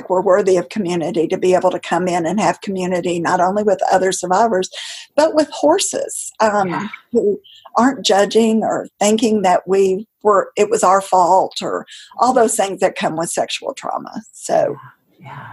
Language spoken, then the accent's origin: English; the South, United States; I grew up in the South